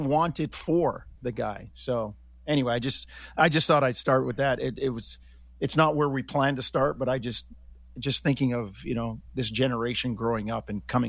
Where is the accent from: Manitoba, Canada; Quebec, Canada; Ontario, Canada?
Ontario, Canada; Hamilton; You know, kind of, well, I'm not really from Toronto. I'm from Hamilton.